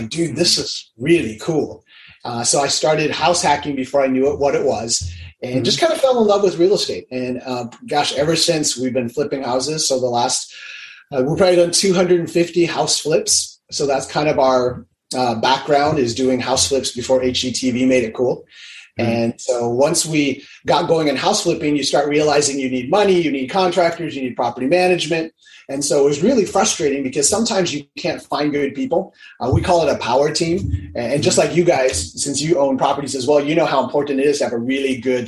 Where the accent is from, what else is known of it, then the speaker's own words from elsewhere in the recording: Hawaii, United States; I'm originally from Hawaii